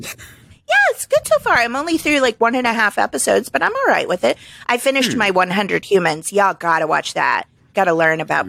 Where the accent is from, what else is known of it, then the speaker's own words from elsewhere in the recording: Springfield, Missouri, United States; moved away as an adult; I just lost a job in my hometown